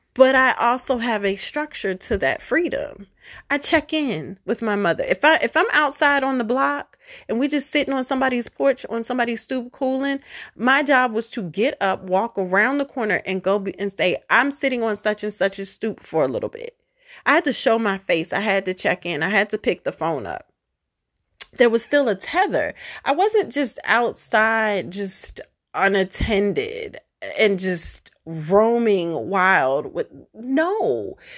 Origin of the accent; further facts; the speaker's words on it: Baltimore, Maryland, United States; I was raised in Baltimore